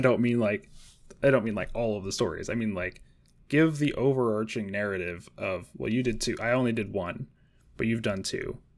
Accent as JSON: {"language": "English", "region": "Washington", "country": "United States", "said": "I am also from Washington State"}